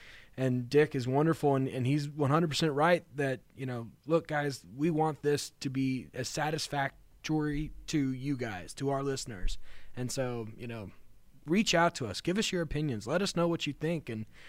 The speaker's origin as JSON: {"language": "English", "town": "Katy", "region": "Texas", "country": "United States", "tie": "born or raised there", "said": "I grew up in Katy. We moved here when I was 4 years old, and from the time, and I lived there until I was 19"}